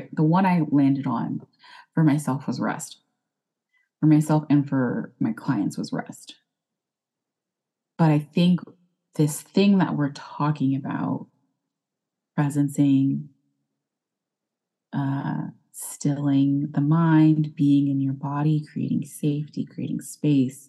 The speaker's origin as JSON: {"language": "English", "region": "Texas", "country": "United States", "accent": "Texas", "said": "I'm here in Texas, if you couldn't tell by my accent"}